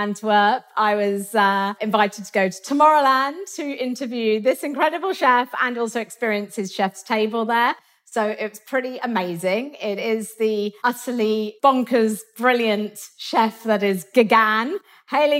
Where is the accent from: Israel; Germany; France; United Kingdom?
United Kingdom; England; I'm so English and so British